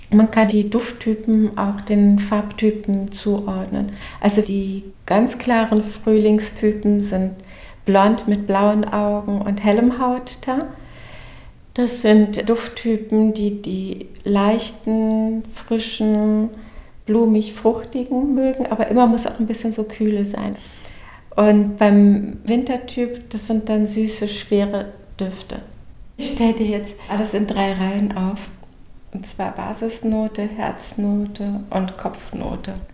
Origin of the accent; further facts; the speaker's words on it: Berlin, Germany; Also ich bin an einem 6. November geboren im Morbiter Krankenhaus. … Und ich bin in Berlin, Morbid, erstmal